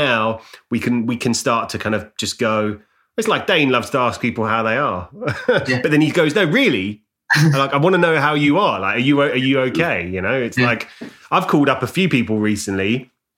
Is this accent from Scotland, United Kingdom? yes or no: no; Ilford, London, United Kingdom; I grew up in Ilford. That was my ends, East London